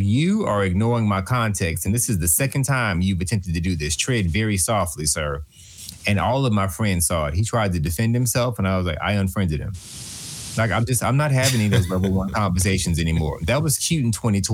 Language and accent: English; Texas, United States; I'm from Show Me Texas